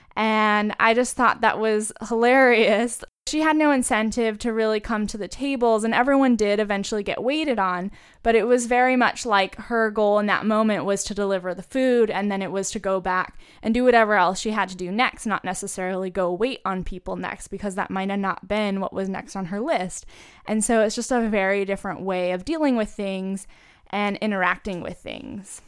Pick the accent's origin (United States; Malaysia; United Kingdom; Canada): United States; as an American citizen